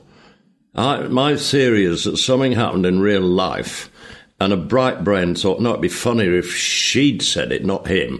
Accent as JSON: {"language": "English", "town": "Leeds", "region": "Yorkshire and the Humber", "country": "United Kingdom", "tie": "born or raised there", "said": "First paid job I ever did, my hometown Leeds, City Variety Theatre"}